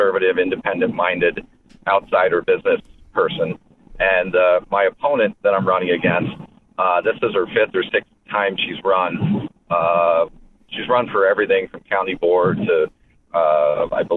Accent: St. Charles, Illinois, United States; also born or lived in New Jersey; I moved here when I was in 7 years old to St. Charles

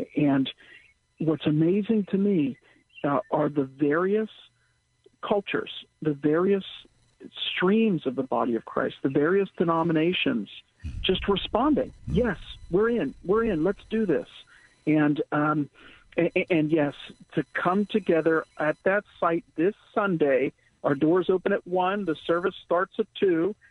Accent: Pittsburgh, Pennsylvania, United States; growing up in Pittsburgh, I had heard this statement about our city

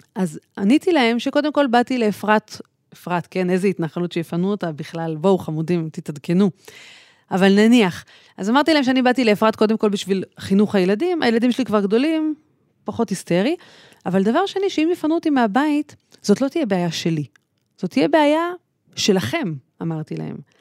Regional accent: Tel Aviv, Tel Aviv District, Israel; אני גדלתי בכלל בתל אביב

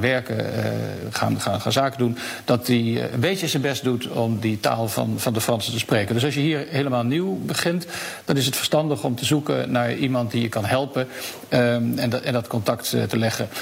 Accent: Netherlands; moved away as an adult; now in Paris, France; als Nederlanders

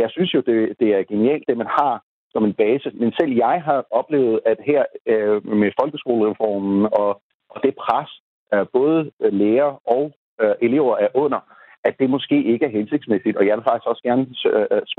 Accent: Pakistan; Danish is a second language; now in Denmark; Jeg er selv født og opvokset i Pakistan har kun oplevet det pakistanske øh, skolesystem på nær et øh, øh, halvandet år

